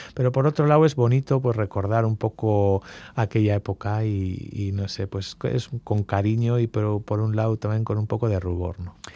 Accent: Mungia, Basque Country, Spain; also born or lived in Bilbao, Spain / Gibaja, Spain; Soy tomatero, eh, pero bueno, pues, eh, crecí en Munguía

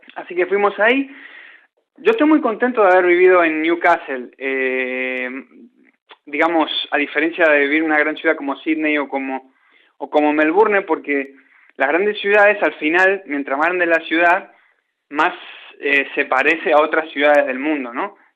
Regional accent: Puerto Deseado, Santa Cruz, Argentina; Puerto Deseado, que es mi pueblo donde yo me crié

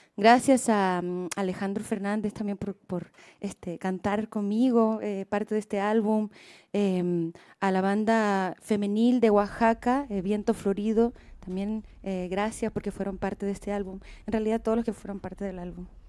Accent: Chile; en mi país, eh, hoy ha cambiado mucho Chile.

